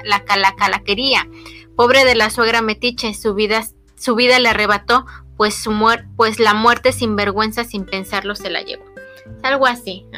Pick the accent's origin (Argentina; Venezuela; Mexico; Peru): Mexico; State of Mexico; nosotras somos pues del Estado de México muy cerca del distrito